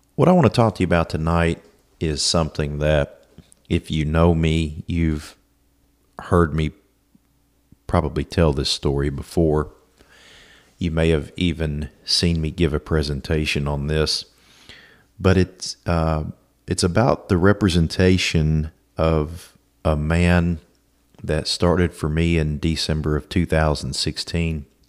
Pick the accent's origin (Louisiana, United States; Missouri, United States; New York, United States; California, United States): Louisiana, United States; Alexandria; I was born in Alexandria, Louisiana, uh, to my mom and dad.